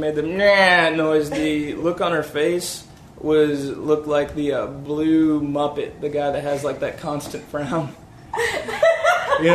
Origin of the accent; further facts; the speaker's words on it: Memphis, Tennessee, United States; I'm from Memphis, so of course I love my Cora Brannon.